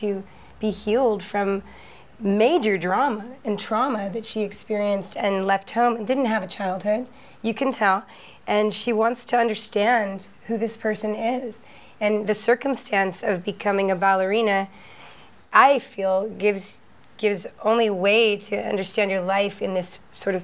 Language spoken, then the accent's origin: English; United States; I'm an American